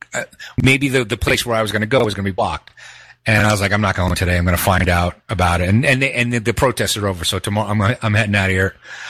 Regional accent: New York City, New York, United States; moved away; I grew up in Brooklyn

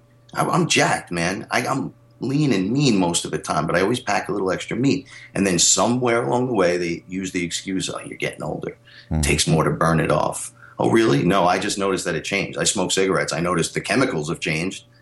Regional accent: New York City, New York, United States; I'm from the Bronx

